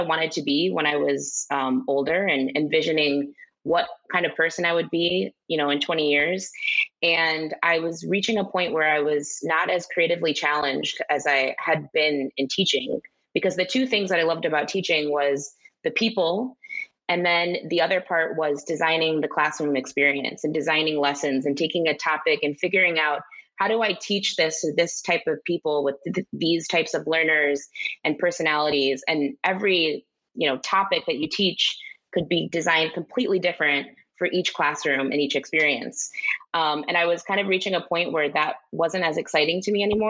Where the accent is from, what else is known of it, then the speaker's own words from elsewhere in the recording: Chicago, Illinois, United States; Growing up in Chicago, there's a huge Spanish-speaking community there